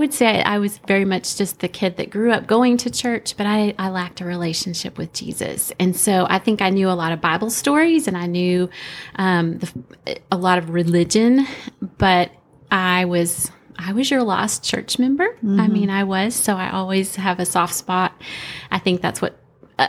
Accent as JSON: {"language": "English", "region": "Arkansas", "country": "United States", "tie": "born or raised there", "also_born_or_lived": "Europe", "moved": "as an adult", "lives_now": "Clarksville, United States", "said": "originally grew up in Arkansas, northwest corner."}